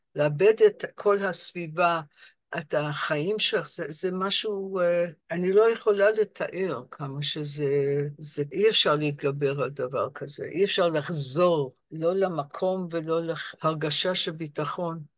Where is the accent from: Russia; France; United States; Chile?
United States; Rochester, New York; Hebrew is a second language; moved away as an adult; also born or lived in London, United Kingdom; now in Israel; ואני גדלתי בעיר בשם רוצ'סטר, ניו יורק